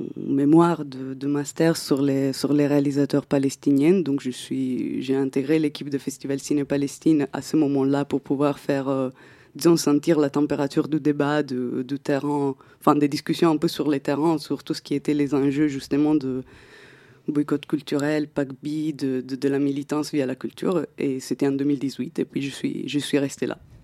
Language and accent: French; Italy; moved away; je viens d'Italie à la base